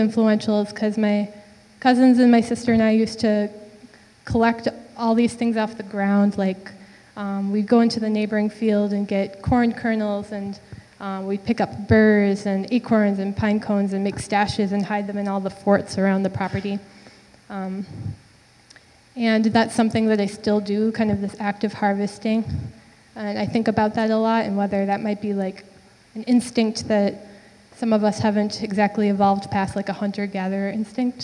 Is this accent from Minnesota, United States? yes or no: yes; St. Joseph, Minnesota, United States; moved away as an adult; now in Minneapolis, United States; I'm from St. Joseph, Minnesota, and I live in Minneapolis now, but I grew up there